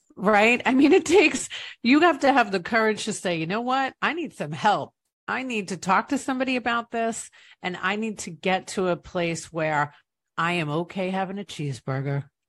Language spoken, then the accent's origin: English; East Rockaway, New York, United States; now in Tampa Bay, United States; I'm from East Rockaway, Long Island, New York